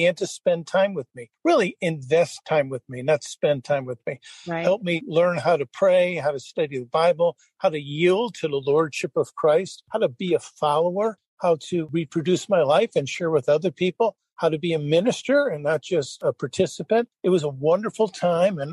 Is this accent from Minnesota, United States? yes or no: no; Connecticut, United States; as a New Englander growing up in Connecticut